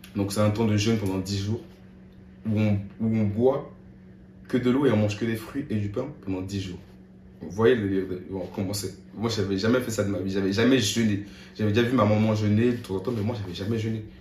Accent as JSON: {"language": "French", "country": "France", "also_born_or_lived": "Côte d'Ivoire", "moved": "as an adult", "lives_now": "San Diego, United States", "said": "je suis français"}